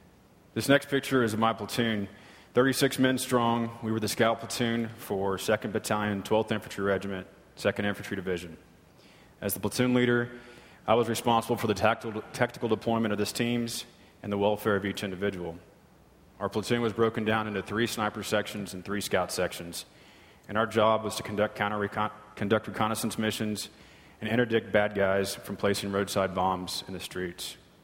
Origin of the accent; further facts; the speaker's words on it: Texas, United States; moved away as an adult; also born or lived in Colorado Springs, Colorado; I grew up in Boulevardy, Texas, and became a Christian as a teenager.